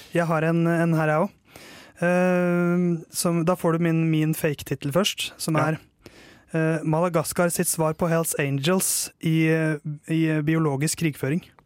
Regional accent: Tåsen, Oslo, Norway; Jeg er fra Tåsen

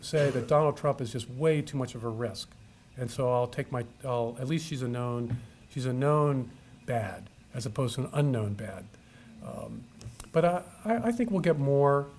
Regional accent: United States; I'm a American.

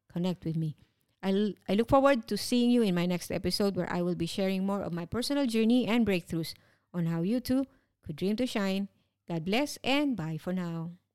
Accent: Philippines; moved away as an adult; now in Singapore; 13 years as overseas Filipino worker

